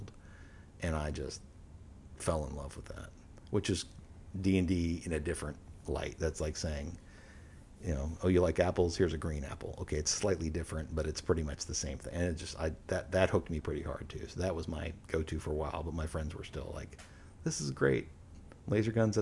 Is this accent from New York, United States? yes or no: no; Houston, Texas, United States; We grew up in Houston